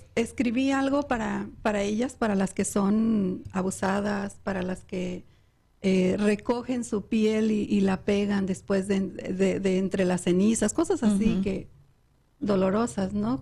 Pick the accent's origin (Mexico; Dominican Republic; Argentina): Mexico; Michoacán; moved away; soy de Michoacán.